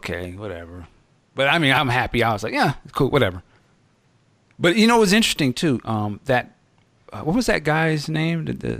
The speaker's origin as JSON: {"language": "English", "country": "United States", "tie": "born or raised there", "said": "I'm the one being subconscious because I was raised here in America."}